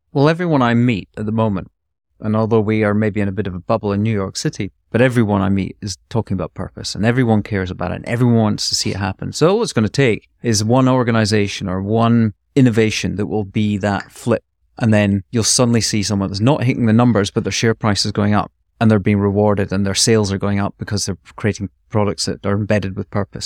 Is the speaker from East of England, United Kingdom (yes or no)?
no; Scotland, United Kingdom; being Scottish